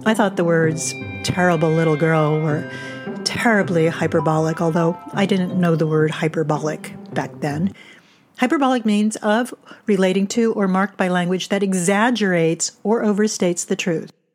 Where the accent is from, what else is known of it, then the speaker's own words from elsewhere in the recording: Miami, Florida, United States; also born or lived in New Jersey; When I was five, we moved from New Jersey to Miami, and my family joined Kings Bay Country Club.